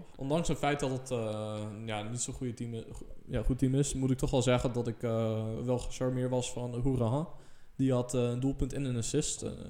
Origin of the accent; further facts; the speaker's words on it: Netherlands; als Nederlander